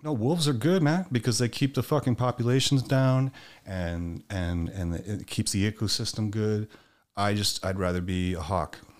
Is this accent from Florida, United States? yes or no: yes; Miami, Florida, United States; growing up in Miami